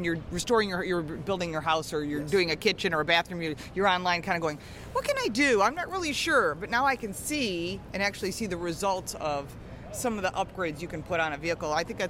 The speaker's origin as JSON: {"language": "English", "town": "Buffalo", "region": "New York", "country": "United States", "said": "I'm from Buffalo."}